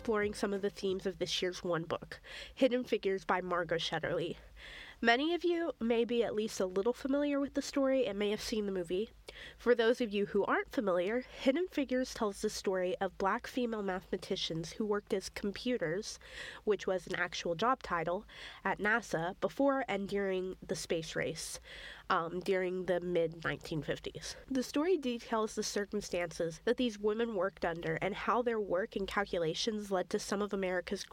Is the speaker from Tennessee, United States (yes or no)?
yes; Knoxville, Tennessee, United States; moved away as an adult; now in Evanston, United States; I'm from Knoxville, Tennessee